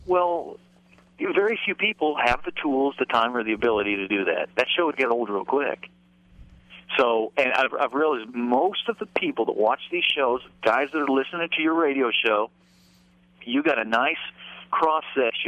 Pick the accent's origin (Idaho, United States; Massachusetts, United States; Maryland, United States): Idaho, United States; moved away as an adult; now in Nashville, United States; Grew up out there in Idaho, and then in the early 80s I moved to Nashville